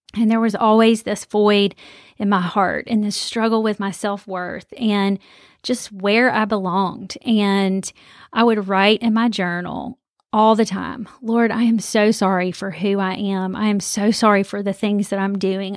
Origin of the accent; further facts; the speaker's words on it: Birmingham, Alabama, United States; I grew up here in Birmingham, Alabama